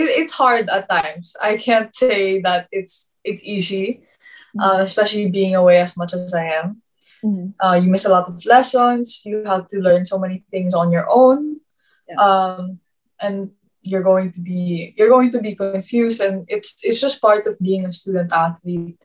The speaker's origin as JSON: {"language": "English", "country": "Philippines", "moved": "yes", "said": "being Filipino"}